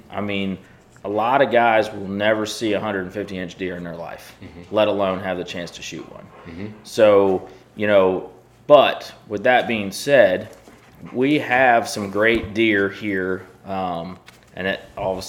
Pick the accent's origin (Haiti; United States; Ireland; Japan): United States; the Carolinas; now in Missouri, United States; I grew up in the Carolinas and I've hunted over corn